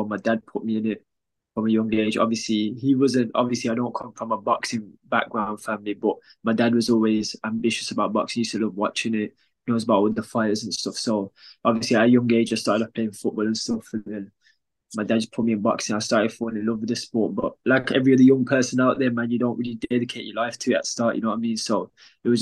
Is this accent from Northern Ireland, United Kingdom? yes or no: no; Wolverhampton, West Midlands, United Kingdom; I'm from Wolverhampton